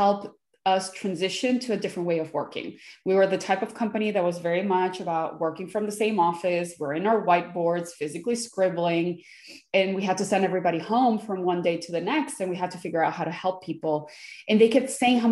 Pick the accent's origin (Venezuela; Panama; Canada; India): Venezuela; now in United States; I was born in Venezuela. And then as the country started getting a little bit politically unstable, we decided to leave and we came to the United States. So I've been here in the United States since 95.